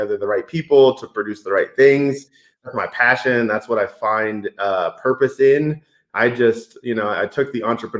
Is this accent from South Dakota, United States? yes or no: no; Denver, Colorado, United States; also born or lived in Boston, Massachusetts; I am close to a Colorado native. Moved here when I was 3, but my dad was in the Air Force, so I happened to be born right outside of Boston. And moved here when I was young. Always grew up